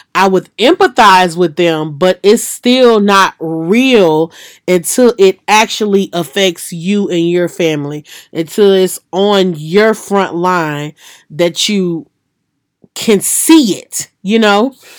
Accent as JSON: {"language": "English", "region": "Louisiana", "country": "United States", "tie": "born or raised there", "said": "in Louisiana, my hometown, and then in Mississippi"}